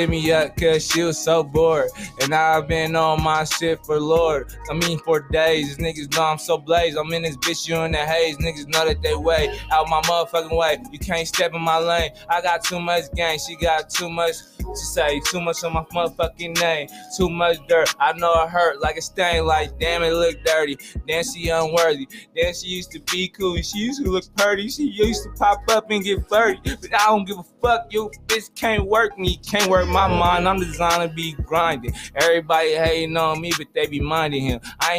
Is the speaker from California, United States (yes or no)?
yes; Stockton, California, United States; But I'm from Stockton, California.